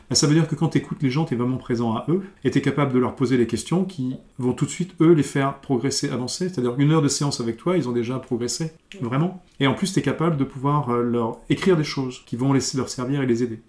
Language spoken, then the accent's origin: French; Strasbourg, Grand Est, France; je suis de Strasbourg